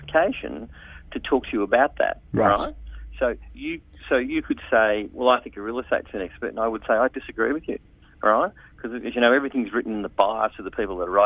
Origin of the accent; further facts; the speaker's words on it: Sydney, New South Wales, Australia; I'm from Sydney as well.